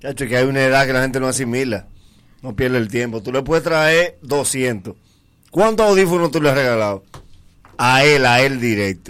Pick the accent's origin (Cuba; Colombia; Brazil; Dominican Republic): Dominican Republic; para nosotros como dominicanos